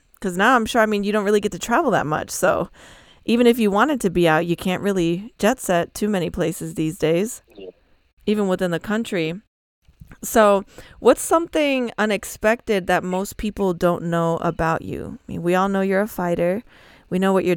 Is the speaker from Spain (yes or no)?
yes; Spain; I'm from Spain.